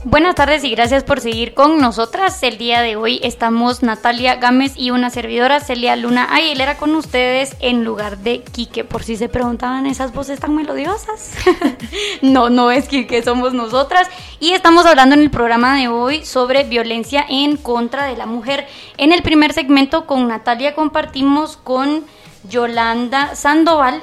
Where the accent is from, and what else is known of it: Guatemala